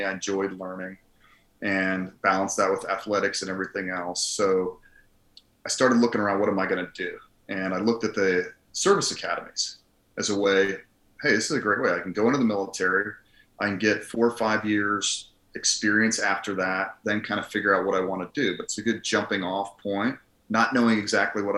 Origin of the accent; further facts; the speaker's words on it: Colorado, United States; also born or lived in Philadelphia, Pennsylvania / Harrisburg, Pennsylvania; I grew up mostly in Colorado. Junior high and high school is Colorado